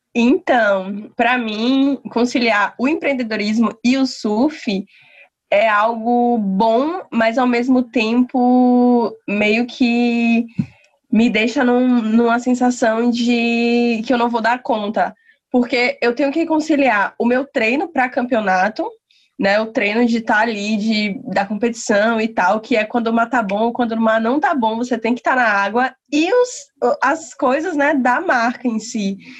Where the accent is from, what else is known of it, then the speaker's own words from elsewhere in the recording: Lauro de Freitas, Bahia, Brazil; eu sou de Lauro de Freitas, da Bahia